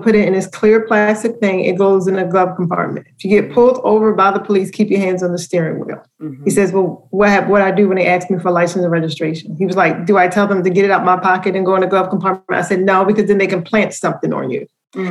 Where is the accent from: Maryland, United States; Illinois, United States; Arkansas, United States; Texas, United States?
Maryland, United States; Baltimore; accent: Baltimore; letting my Baltimore accent come through, like saying Baltimore, Maryland, instead of Baltimore, Maryland.